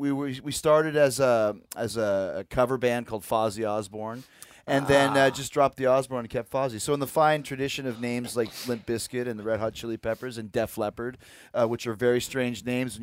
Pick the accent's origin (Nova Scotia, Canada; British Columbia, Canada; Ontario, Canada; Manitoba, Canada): Manitoba, Canada; Winnipeg; So growing up in Winnipeg, when I was a kid, I decided that I wanted to be in a rock band and I wanted to be a wrestler.